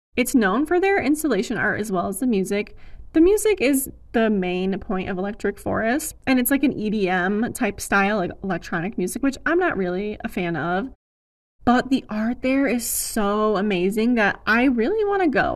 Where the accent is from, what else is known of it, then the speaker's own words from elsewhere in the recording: Ann Arbor area, Michigan, United States; The biggest one in my hometown area is the Ann Arbor Art Fair.